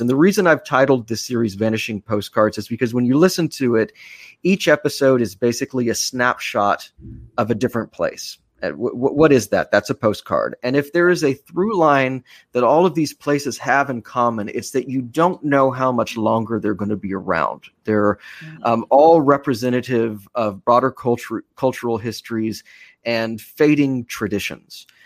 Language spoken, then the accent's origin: English; Austin, Texas, United States; moved away; my hometown of Austin